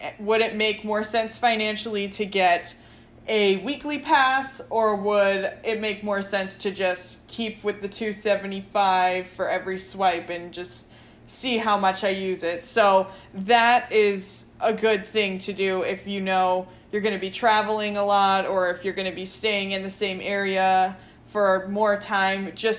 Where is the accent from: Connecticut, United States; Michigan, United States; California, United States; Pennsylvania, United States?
Connecticut, United States; also born or lived in Long Island; So my family are all from New York, and I was born in Connecticut, so I grew up in Connecticut a little bit, and then my family moved to Long Island